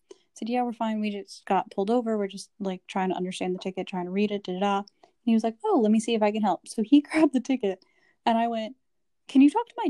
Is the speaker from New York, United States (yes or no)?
yes; New York, United States; we're from New York